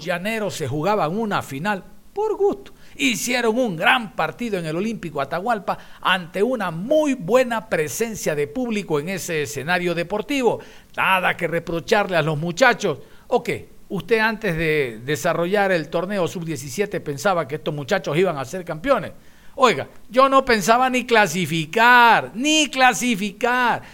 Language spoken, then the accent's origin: Spanish; Ecuador